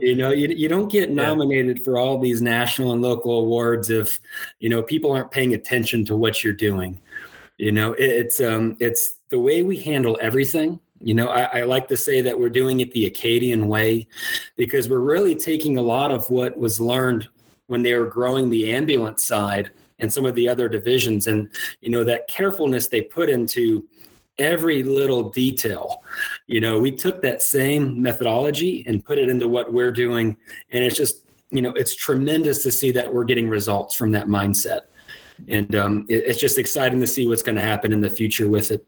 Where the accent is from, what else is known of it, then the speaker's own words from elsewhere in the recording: Iowa, United States; moved away as an adult; also born or lived in Minnesota; now in Lafayette, United States; I'm originally from the Midwest, how does uh, somebody from Iowa end up in Louisiana?